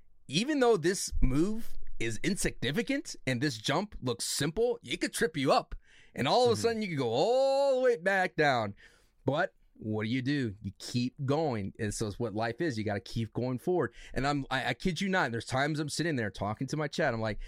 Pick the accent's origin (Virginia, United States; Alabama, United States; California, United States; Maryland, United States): California, United States; Hey, I'm from California, bro.